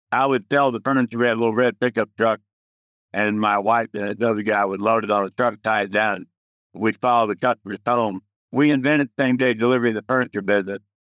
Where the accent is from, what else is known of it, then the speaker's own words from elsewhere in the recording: Dallas, Texas, United States; now in Houston, United States; I grew up in Dallas